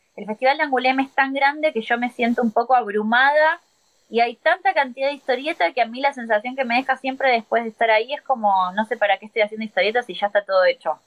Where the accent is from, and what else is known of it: Argentina